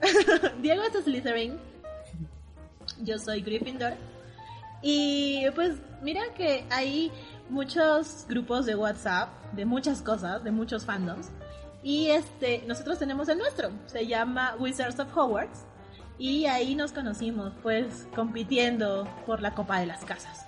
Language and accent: Spanish; Arequipa, Peru; soy de Arequipa, de la ciudad blanca de Arequipa, que está al sur del Perú